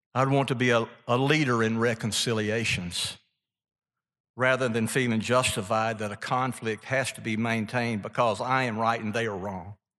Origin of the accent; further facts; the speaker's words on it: Mississippi, United States; from being from Mississippi